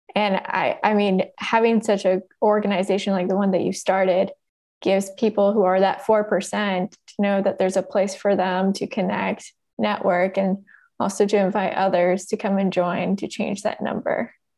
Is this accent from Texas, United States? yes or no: no; Oakland, California, United States; I grew up in Oakland